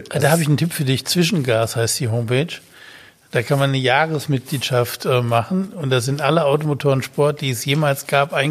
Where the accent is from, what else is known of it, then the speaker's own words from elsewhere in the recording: Betzdorf, Rhineland-Palatinate, Germany; Also gut, als ich Kind war, ähm, bin ich aufgewachsen in Betzdorf, ähm, Betzdorf im Siegerland oder am Rande